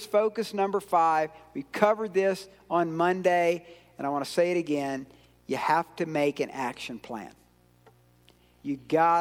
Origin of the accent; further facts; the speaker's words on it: Georgia, United States; I'm from Georgia